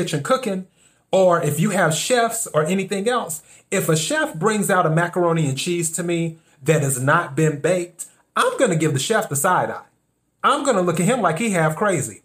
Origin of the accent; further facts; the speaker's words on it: the South, United States; now in Los Angeles, United States; I'm originally from the South